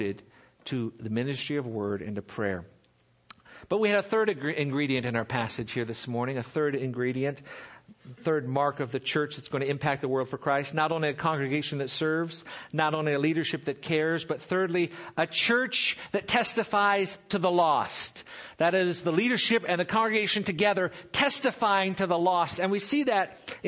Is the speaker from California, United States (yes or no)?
yes; Seal Beach, California, United States; I grew up in Seal Beach, just down the road here, just down the freeway